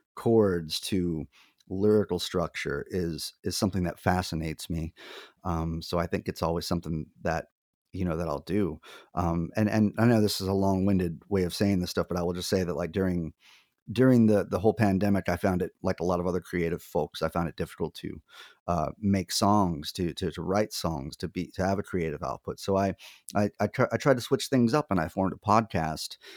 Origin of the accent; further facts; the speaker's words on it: Lyford, Texas, United States; moved away as an adult; also born or lived in Phoenix / Nashville; now in upstate New York, United States; I am originally from Lyford, Texas